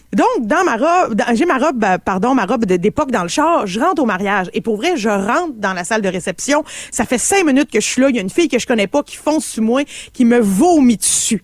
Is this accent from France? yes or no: no; Canada; je suis canadienne